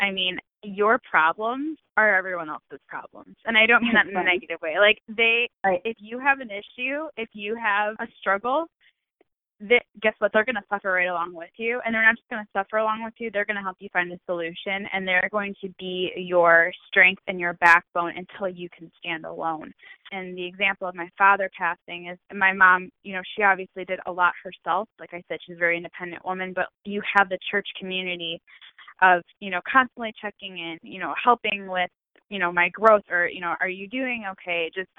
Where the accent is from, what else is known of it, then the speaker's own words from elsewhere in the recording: Chicago, Illinois, United States; I was born and raised in Chicago.